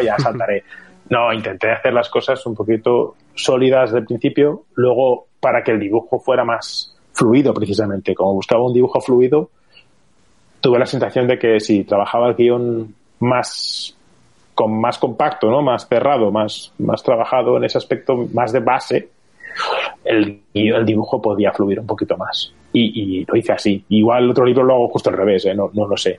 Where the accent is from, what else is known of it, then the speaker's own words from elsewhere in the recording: Barcelona, Catalonia, Spain; yo soy de Barcelona